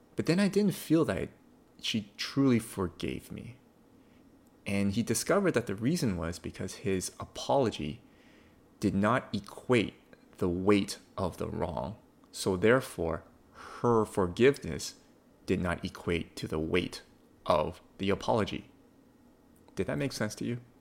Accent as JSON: {"language": "English", "country": "Canada", "said": "as a Canadian Christian"}